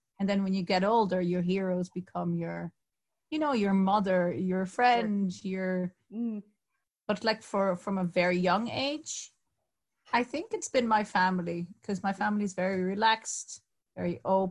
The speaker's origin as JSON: {"language": "English", "country": "Netherlands", "also_born_or_lived": "Barcelona", "moved": "yes", "lives_now": "Cork, Ireland", "said": "I'm from the Netherlands"}